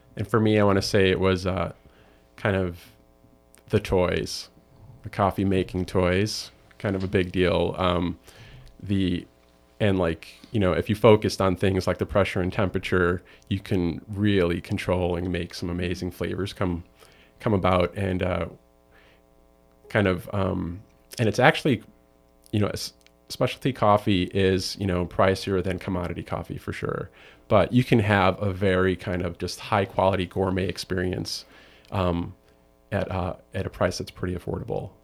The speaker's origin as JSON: {"language": "English", "town": "Chicago", "region": "Illinois", "country": "United States", "tie": "born or raised there", "said": "I'm from Chicago"}